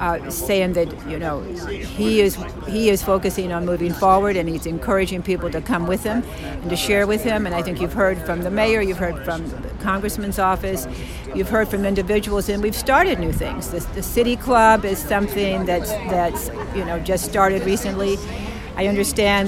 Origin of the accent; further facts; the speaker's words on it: Dallas, Texas, United States; now in Youngstown, United States; I grew up in Dallas, Texas, but I've lived here a good part of my life